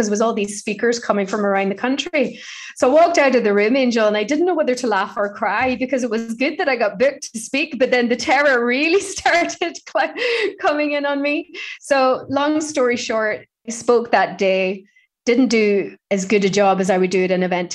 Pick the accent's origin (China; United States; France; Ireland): Ireland; growing up in Ireland